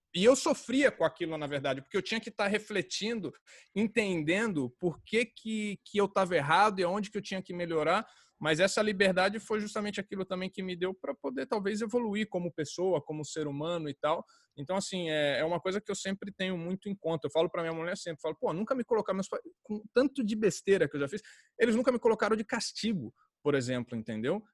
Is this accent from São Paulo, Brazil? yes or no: yes; Jundiaí, São Paulo, Brazil; accent: caipira; also born or lived in Rio de Janeiro / Niterói; eu fui criado em Jundiaí